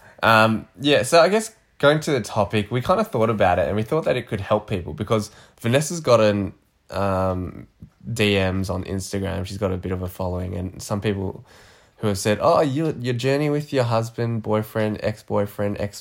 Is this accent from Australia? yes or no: yes; Australia; also born or lived in United States; I grew up in Australia. I haven't really left Australia